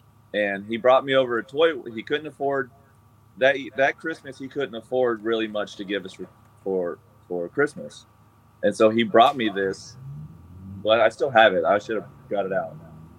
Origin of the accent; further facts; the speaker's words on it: Chowchilla, California, United States; when my parents split, I grew up in Chowchilla.